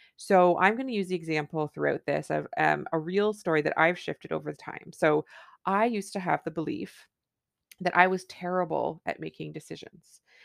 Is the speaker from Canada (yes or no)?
yes; Canada; I'm a Canadian family physician